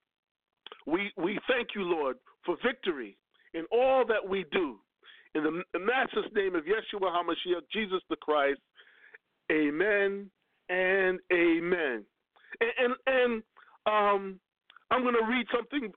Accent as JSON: {"language": "English", "town": "Lakeview", "region": "New York", "country": "United States", "said": "Lakeview, where we're from, Lakeview, we're like one big family"}